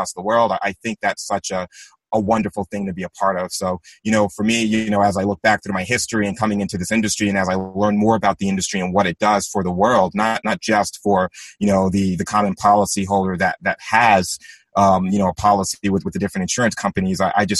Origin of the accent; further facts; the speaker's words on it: Long Island, New York, United States; I grew up in Long Island